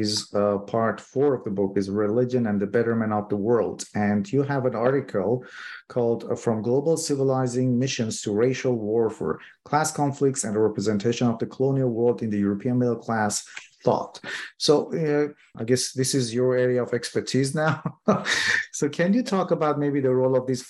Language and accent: English; Iran; Iran, which is my home country